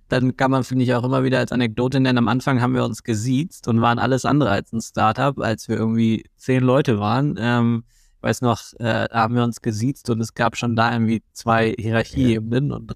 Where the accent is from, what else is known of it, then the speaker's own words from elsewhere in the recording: Germany; und außerdem sind wir Deutsche, wir finden eh alles doof.